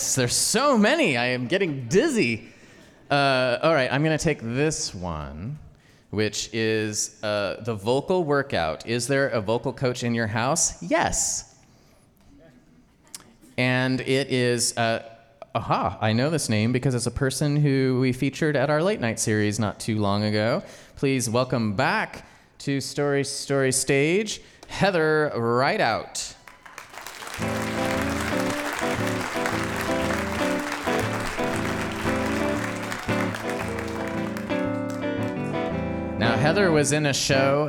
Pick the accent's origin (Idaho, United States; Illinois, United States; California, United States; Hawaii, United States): Idaho, United States; I grew up in Idaho